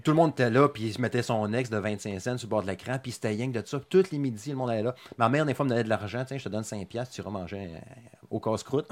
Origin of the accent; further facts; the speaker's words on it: Saguenay, Quebec, Canada; je suis natif du Saguenay.